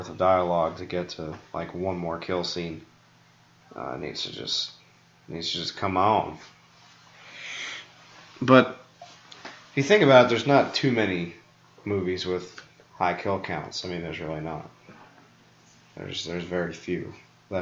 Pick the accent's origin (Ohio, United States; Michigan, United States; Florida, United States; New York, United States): New York, United States; I'm from New York